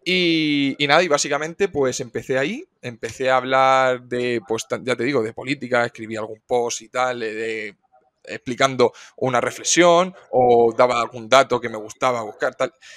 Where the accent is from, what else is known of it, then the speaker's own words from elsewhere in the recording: Cartagena, Region of Murcia, Spain; soy un chico de Cartagena, tengo 26 años